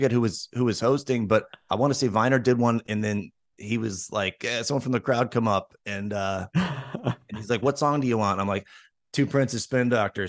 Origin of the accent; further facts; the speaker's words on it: Chicopee, Massachusetts, United States; I grew up in the first city was called Chicopee, and it was this Chicopee, Massachusetts.